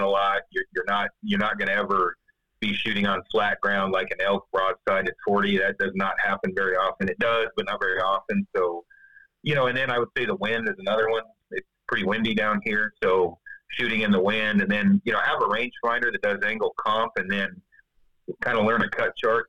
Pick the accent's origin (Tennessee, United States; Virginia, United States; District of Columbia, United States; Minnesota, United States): Tennessee, United States; Chattanooga; Chattanooga, Tennessee